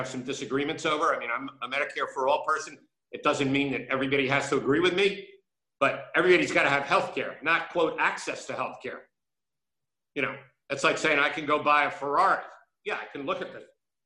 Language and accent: English; Philadelphia, Pennsylvania, United States; I grew up in North Philadelphia